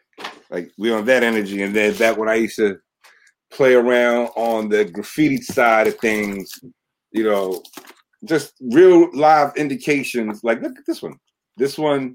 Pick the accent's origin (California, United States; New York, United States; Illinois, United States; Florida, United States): New York, United States; New York City; growing up in the Bronx and hitting the corner